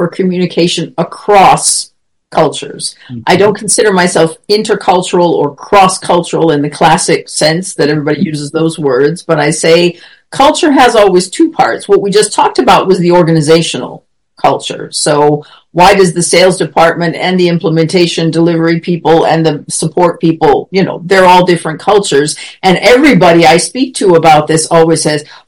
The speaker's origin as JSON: {"language": "English", "country": "United States", "moved": "as an adult", "lives_now": "Germany", "said": "I was American or that I was coming from Germany"}